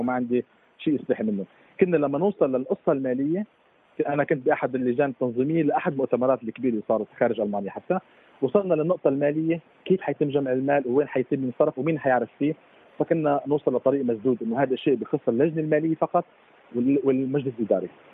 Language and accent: Arabic; Syria; now in Germany; كانا كسوري عايش بالمانيا